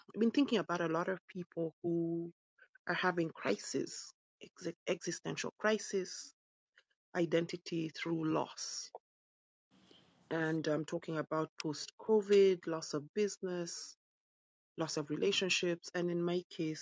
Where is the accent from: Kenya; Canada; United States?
Kenya; also born or lived in United Kingdom; now in London, United Kingdom; I'm British born, Kenyan raised